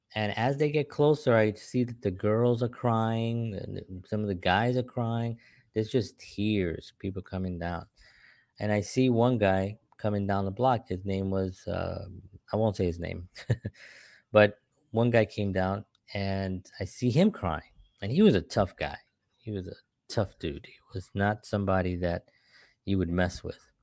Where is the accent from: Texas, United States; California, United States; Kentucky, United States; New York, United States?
New York, United States; New York City; I grew up in the South Bronx, during the seventies and the eighties